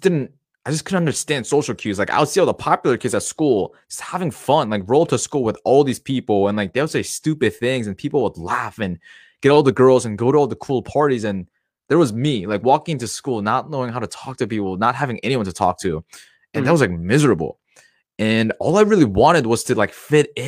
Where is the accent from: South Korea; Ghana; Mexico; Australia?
South Korea; I'm from South Korea.